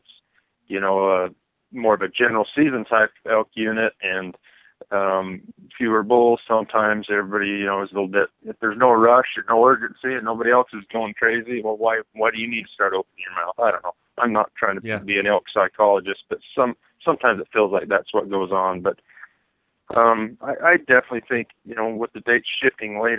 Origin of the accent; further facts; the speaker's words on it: Monticello, Utah, United States; I'm from Monticello, Utah, which is on the San Juan